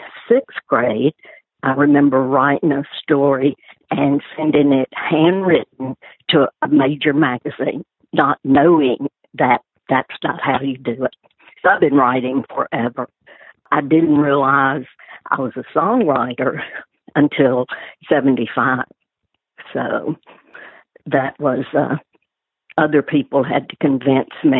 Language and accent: English; Florence, Alabama, United States